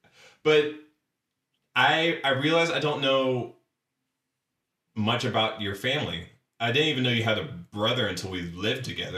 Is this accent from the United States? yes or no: yes; Dayton, Ohio, United States; also born or lived in Springfield, Ohio; I'm literally from Dayton, Ohio